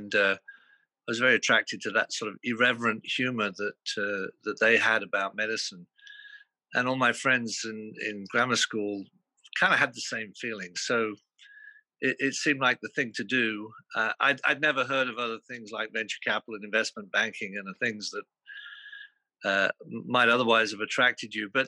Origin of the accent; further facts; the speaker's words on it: Louth, East Midlands, United Kingdom; born there; I was born in Lincolnshire in a town called Louth, which happens to be on Greenwich Meridian.